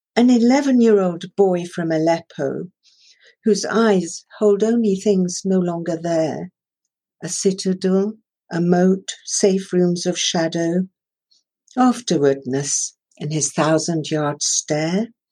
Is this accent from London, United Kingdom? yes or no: no; Shanklin, South East England, United Kingdom; first language Persian; English is a second language; also born or lived in Tehran, Iran; When I was six years old, I was sent from Tehran to Shanklin on the Isle of Wight um, and to boarding school there.